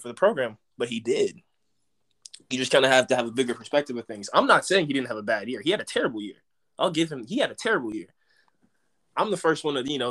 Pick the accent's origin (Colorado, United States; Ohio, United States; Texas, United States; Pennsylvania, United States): Texas, United States; Dallas; I'm from Dallas